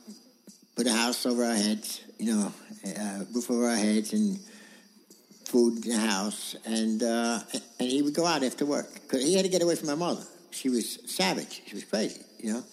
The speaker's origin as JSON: {"language": "English", "town": "New York City", "region": "New York", "country": "United States", "tie": "born or raised there", "also_born_or_lived": "Queens", "said": "I was born in Brooklyn, and... Went to school in Queens, then we went back to Brooklyn. We moved around."}